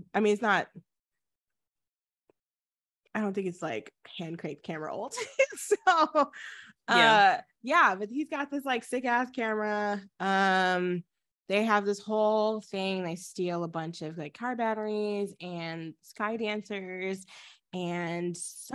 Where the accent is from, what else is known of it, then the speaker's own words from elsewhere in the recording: Texas, United States; moved away; We live there because it's our home. I'm not there currently, but it's home to me